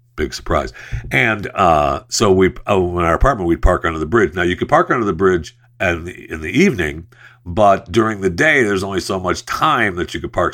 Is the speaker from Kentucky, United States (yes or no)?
no; Saginaw, Michigan, United States; Saginaw, Michigan, uh, my hometown where I was, uh, born and raised